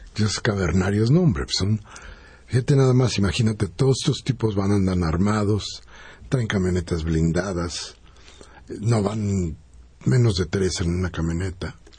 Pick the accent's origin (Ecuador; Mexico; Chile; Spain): Mexico; nosotros somos los mexicanos